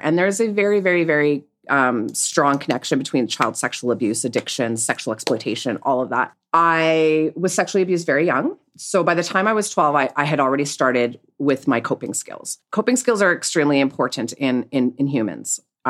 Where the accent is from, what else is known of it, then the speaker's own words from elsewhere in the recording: Winnipeg, Manitoba, Canada; Well, I grew up in Winnipeg, Manitoba, and I was raised by my mother, who was a single mom.